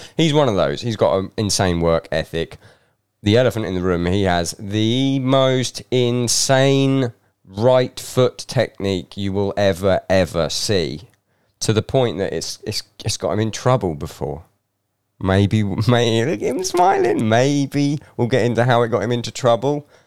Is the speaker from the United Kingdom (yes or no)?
yes; England, United Kingdom; moved away as an adult; now in Scotland; I was brought up in England